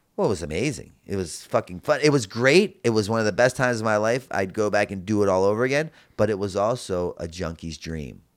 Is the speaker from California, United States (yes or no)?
no; Baltimore, Maryland, United States; I grew up in Baltimore, Maryland